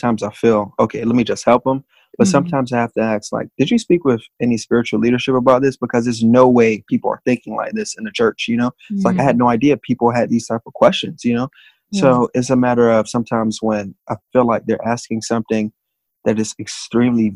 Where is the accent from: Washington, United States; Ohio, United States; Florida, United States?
Florida, United States; Miami; born and raised in Miami